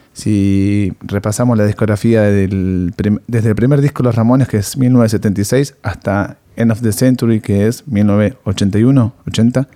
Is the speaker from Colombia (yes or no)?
no; Argentina; somos argentinos